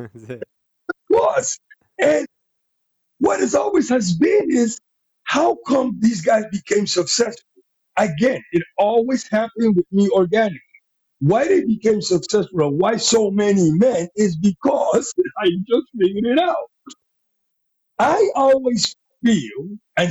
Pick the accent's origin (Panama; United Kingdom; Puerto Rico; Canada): Panama; accent: Panamanian; first language Spanish; English is a second language; moved away as an adult; also born or lived in New York; now in United States; I'm a Latino guy. I'm from Panama. I came here when I was 19 years old. Didn't speak any English.